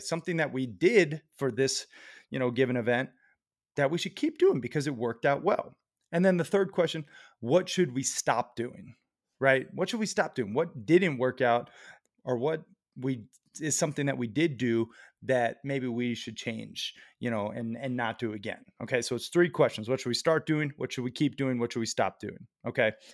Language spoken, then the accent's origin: English; Red Lodge, Montana, United States; My hometown of Red Lodge